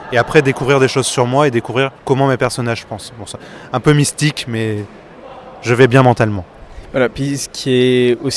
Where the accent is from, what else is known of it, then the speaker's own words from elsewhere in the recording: Saint-Quentin, Hauts-de-France, France; Quand j'étais petit, j'ai grandi à Saint-Quentin en Picardie, il n'y avait qu'un seul festival BD auquel j'allais tout le temps